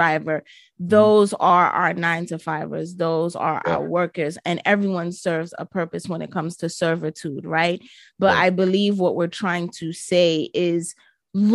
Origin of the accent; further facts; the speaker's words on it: New York City, New York, United States; my hometown, New York City